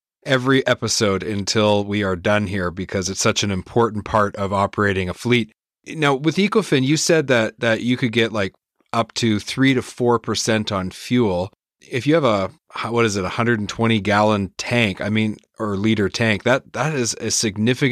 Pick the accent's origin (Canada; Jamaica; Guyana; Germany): Canada; New Brunswick; moved away; also born or lived in Vancouver; I grew up in New Brunswick, so we had those nor'easters come